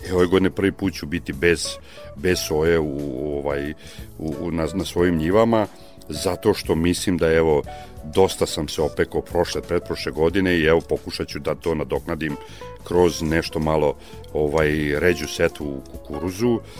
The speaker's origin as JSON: {"language": "Croatian", "town": "Srbobran", "region": "Vojvodina", "country": "Serbia", "said": "ja sam iz Srbobrana i to je jedan e, klasičan stojarski kraj"}